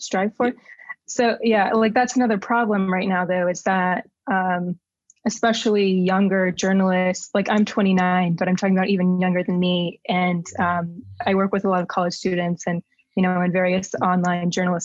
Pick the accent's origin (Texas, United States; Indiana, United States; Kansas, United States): Texas, United States; I wrote for my hometown newspaper, for example, in Texas